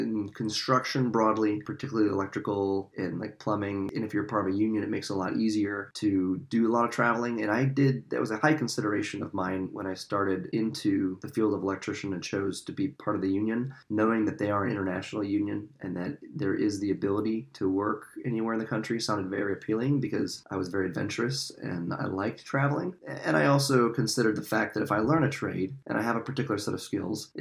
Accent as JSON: {"language": "English", "region": "South Dakota", "country": "United States", "tie": "born or raised there", "moved": "as an adult", "lives_now": "East Coast, United States", "said": "growing up in South Dakota"}